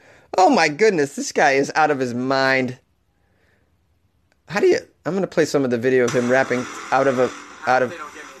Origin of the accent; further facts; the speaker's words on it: Canada; I'm from Canada. I don't feel compelled to lock my apartment door